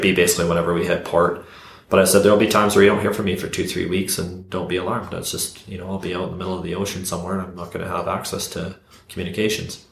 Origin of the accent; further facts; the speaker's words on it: Canada; I'm from Canada.